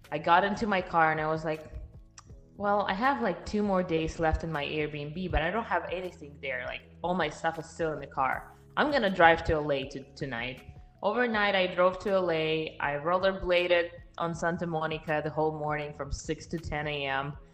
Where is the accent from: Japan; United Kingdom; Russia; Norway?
Russia; Siberia; English is a second language; moved away as an adult; also born or lived in Miami, United States; now in Texas, United States; From my name, you can understand where I'm coming from. I was born and raised in Russia, in Siberia, actually. And uh, I moved to the United States just five years ago. So, five and a half years ago, I did not speak any English.